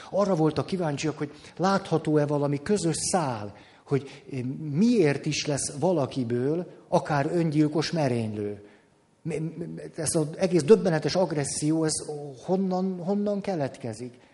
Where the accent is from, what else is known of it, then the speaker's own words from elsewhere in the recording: Madrid, Community of Madrid, Spain; born there; Igen ám, de én Madridba születtem.